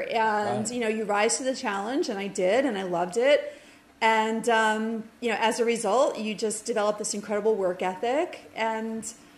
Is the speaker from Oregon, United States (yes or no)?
no; Westwood, New Jersey, United States; also born or lived in Fairfield County, Connecticut / Manhattan, New York; I grew up in this little old triangle of Bergen County, New Jersey, Fairfield County, Connecticut, and Manhattan. But the majority of my childhood was in Westwood, New Jersey.